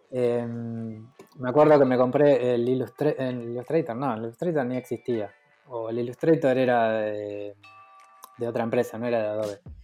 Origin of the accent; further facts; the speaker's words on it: Los Polvorines, Buenos Aires Province, Argentina; moved away; also born or lived in Mar del Plata; Yo nací en Los Polvorines, en Buenos Aires